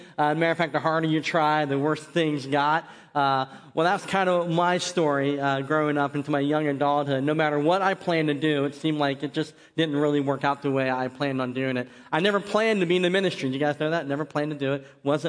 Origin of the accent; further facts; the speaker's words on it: Barberton, Ohio, United States; born there; But I was born in Barberton, like I said, that was at Akron, Ohio.